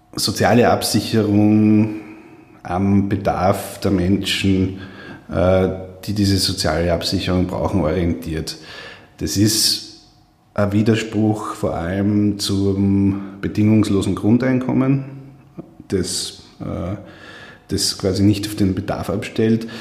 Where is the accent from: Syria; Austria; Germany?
Austria; Steyr, Upper Austria; am Markt in Steyr, wo ich herkomme